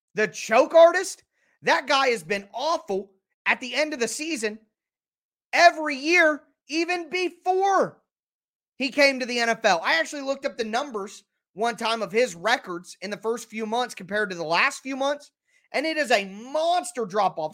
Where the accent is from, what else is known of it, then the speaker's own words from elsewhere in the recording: Ohio, United States; I'm from Ohio.